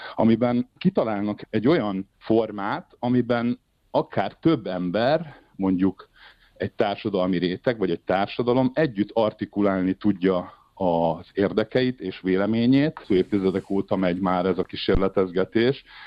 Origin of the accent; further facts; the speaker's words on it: Hungary; moved away as an adult; now in Switzerland; ez volt az első nagy szerepem Magyarországon, a saját szülővárosomban